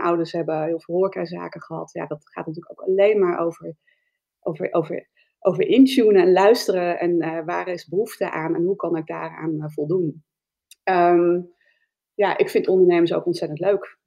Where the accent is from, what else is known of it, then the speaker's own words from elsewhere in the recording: Spakenburg, Utrecht, Netherlands; Ik kom uit Spakenburg en ik kom uit een ondernemersfamilie